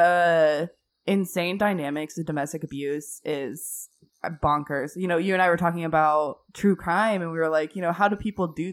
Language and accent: English; Houston, Texas, United States; also born or lived in Colorado; I grew up in the Houston area